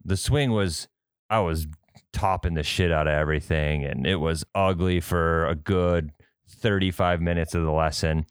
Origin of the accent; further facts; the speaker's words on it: Midwest, United States; also born or lived in Fargo, North Dakota; We're from the Midwest. We deal with winds. We're in Fargo.